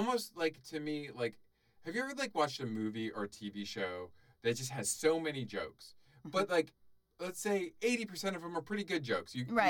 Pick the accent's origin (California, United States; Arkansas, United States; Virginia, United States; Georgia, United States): Georgia, United States; we're from Georgia, where they have boiled peanuts.